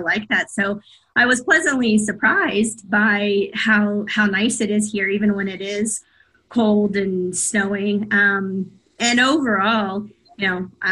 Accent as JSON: {"language": "English", "town": "Dallas", "region": "Texas", "country": "United States", "tie": "born or raised there", "also_born_or_lived": "Austin, Texas", "moved": "as an adult", "lives_now": "Alberta, Canada", "said": "I grew up in Texas my entire life and lived in Dallas growing up and then Austin for 25 years"}